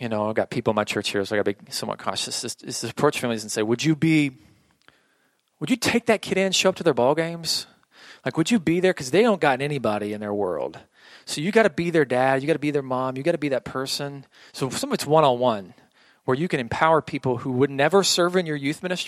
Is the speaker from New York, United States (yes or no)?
no; Oklahoma, United States; I grew up in Oklahoma, a very old school Pentecostal church